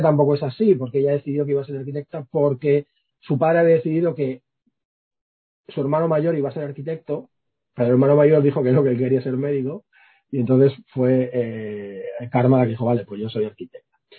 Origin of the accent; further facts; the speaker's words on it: Villaverde, Community of Madrid, Spain; soy un tío de Villaverde